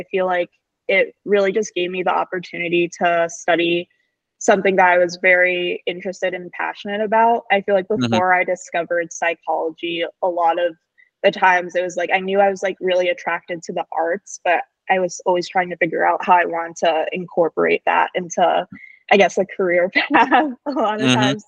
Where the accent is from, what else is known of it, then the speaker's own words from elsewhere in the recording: New Jersey, United States; moved away as an adult; now in Vermont, United States; I'm from New Jersey. I've lived in New Jersey pretty much my whole life.